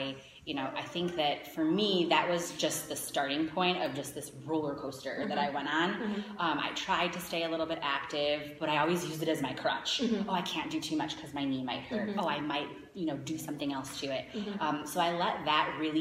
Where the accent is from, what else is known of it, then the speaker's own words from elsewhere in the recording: Schaumburg, Illinois, United States; I grew up here in Schaumburg